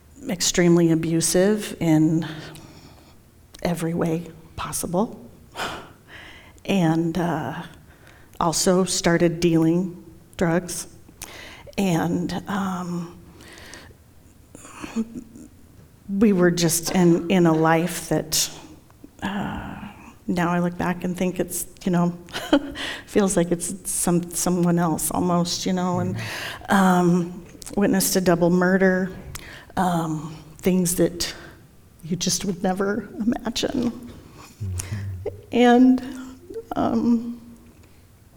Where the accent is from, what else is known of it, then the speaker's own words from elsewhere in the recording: Fort Collins, Colorado, United States; I was born here in Fort Collins, raised in Fort Collins